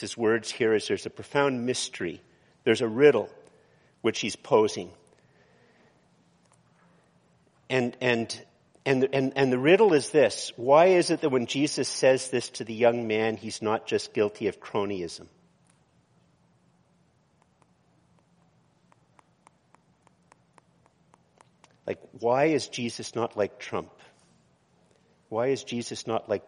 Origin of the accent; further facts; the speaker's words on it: Canada; also born or lived in Eganville, Ontario; I am very Canadian.